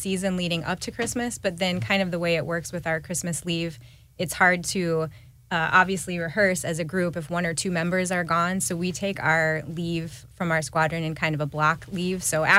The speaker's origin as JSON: {"language": "English", "town": "Pella", "region": "Iowa", "country": "United States", "moved": "yes", "lives_now": "St. Louis, United States", "said": "the other trumpet player in our brass quintet. I'm originally from Pella, Iowa."}